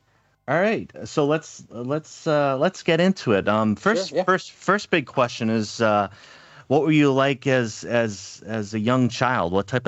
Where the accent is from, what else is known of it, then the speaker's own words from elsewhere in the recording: Pawtucket, Rhode Island, United States; I'm from Pawtucket, Rhode Island, just outside